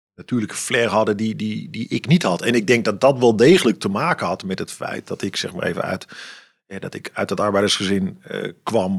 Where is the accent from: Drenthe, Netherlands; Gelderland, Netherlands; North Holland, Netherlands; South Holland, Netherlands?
North Holland, Netherlands; Amsterdam; now in Ermelo, Netherlands; ik ben, ik ben opgegroeid in een Amsterdamse volkswijk